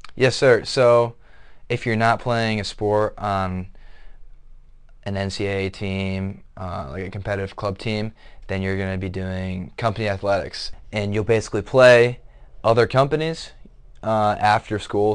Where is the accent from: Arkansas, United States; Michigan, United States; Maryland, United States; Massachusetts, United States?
Michigan, United States; Otsego; moved away; I'm from Otsego, Michigan, which is a small town in Southwest Michigan